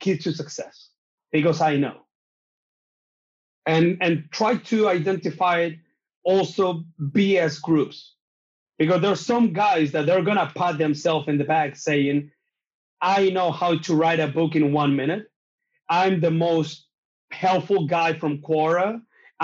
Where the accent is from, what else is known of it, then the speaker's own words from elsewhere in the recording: Chile; English is a second language; also born or lived in New Zealand; I'm from Chile